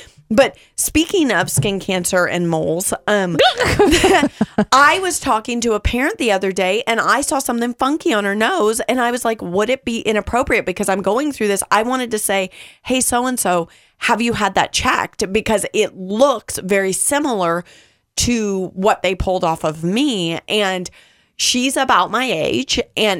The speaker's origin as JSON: {"language": "English", "region": "California", "country": "United States", "tie": "born or raised there", "said": "California, but we didn't spend a lot of time at pools and the beach. But I did grow up for a portion of my life in the desert area where the sun was really hot."}